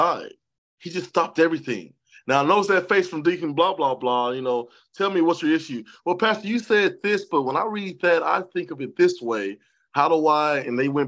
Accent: Columbia, Tennessee, United States; also born or lived in Dallas, Texas; I was born in Dallas, Texas. She was born in Atlanta, Georgia. But we spent most of our lives in a small town of Columbia, Tennessee

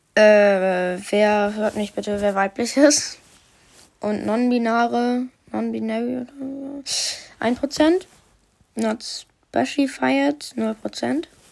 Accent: Germany; ich bin ja auch ein Deutscher

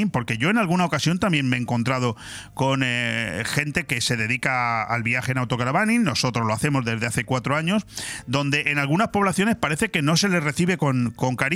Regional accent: Palencia, Castile and León, Spain; Sí, soy nacido en Palencia, Palencia Compe, sí.

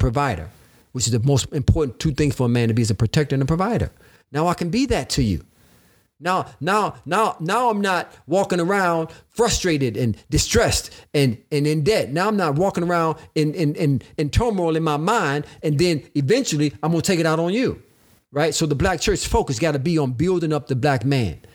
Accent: Detroit, Michigan, United States; moved away as an adult; also born or lived in Illinois; growing up in Detroit, Michigan

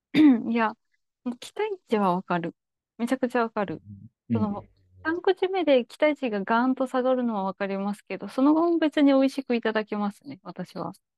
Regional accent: Kansai, Japan; 天下の関西人といえども

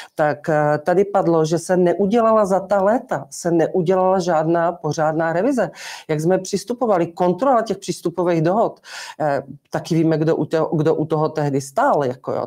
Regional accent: Haná, Olomouc Region, Czechia; já jsem opravdu ze starého sedláckého rodu a já tu Hanou znám a mám tam spoustu kamarádů, zemědělců, kteří ještě znali mého tátu

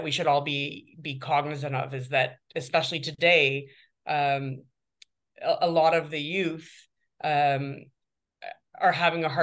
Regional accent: Guelph, Ontario, Canada; now in Toronto, Canada; I was raised by academics in Guelph

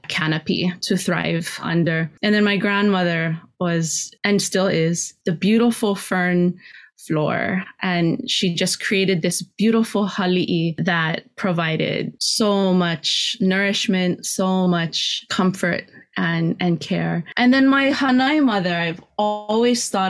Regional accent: Kona, Hawaii, United States; also born or lived in Oahu; now in Hilo, United States; I grew up in Kona and then left and came to Hilo when I was fairly young, you know, still a teenager

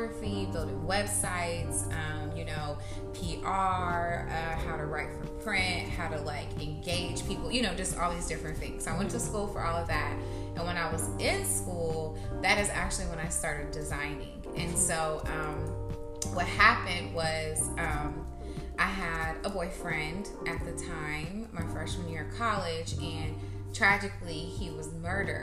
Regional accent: Indianapolis, Indiana, United States; I'm from Indianapolis, Indiana

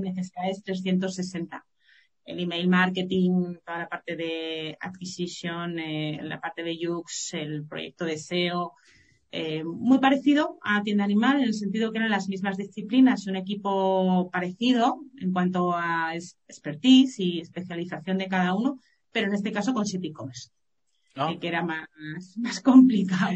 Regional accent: Madrid, Community of Madrid, Spain; also born or lived in Málaga; Yo ya me volví de Málaga, volví a Madrid, que yo soy madrileña

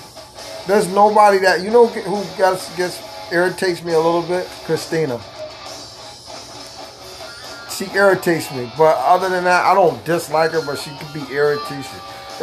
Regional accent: Egypt; I am Egyptian.

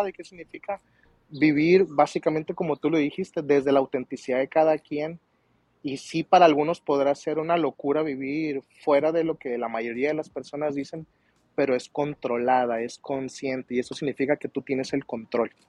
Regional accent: Culiacán, Sinaloa, Mexico; vengo de una ranchería de Culiacán, estudié fuera, estudié sin el apoyo de la familia, trabajé

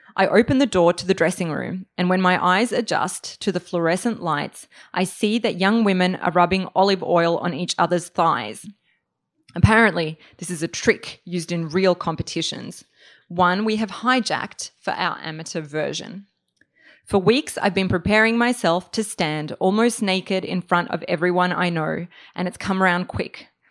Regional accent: Australia; moved away as an adult; also born or lived in Serbia; now in New York, United States; I'm originally from Serbia, grew up in Australia

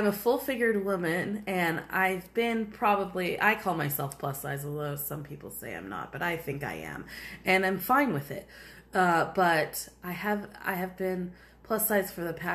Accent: United States; we're American

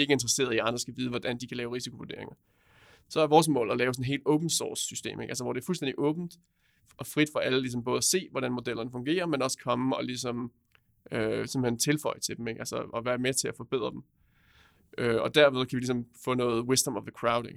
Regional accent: Roskilde, Zealand, Denmark; kommer jeg fra Roskilde

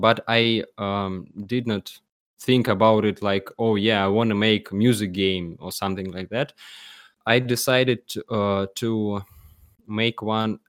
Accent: Penza, Penza Oblast, Russia; English is a second language; I am from the city called Penza

